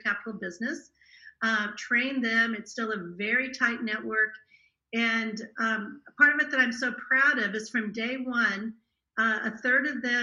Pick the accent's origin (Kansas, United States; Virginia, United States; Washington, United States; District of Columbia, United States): Kansas, United States; I actually grew up in a little tiny town in Kansas, in the middle of nowhere on the Kansas-Oklahoma border.